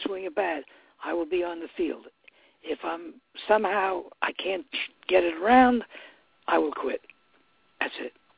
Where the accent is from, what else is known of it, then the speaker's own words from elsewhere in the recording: New York City, New York, United States; I'm from the East Bronx